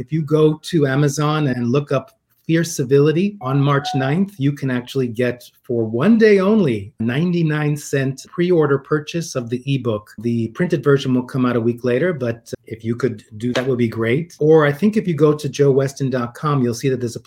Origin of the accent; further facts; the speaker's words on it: New York City, New York, United States; growing up in New York City. I'm a Queens boy